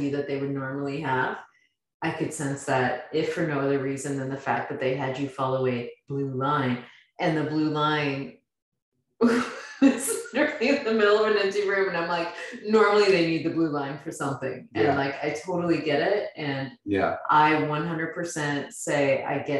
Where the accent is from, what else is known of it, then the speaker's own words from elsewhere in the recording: Midwest, United States; moved away; I'm from the Midwest